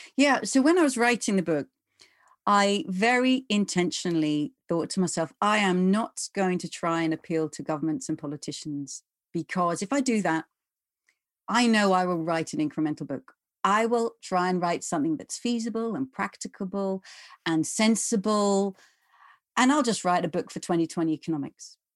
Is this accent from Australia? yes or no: no; England, United Kingdom; I'm English or I'm from the UK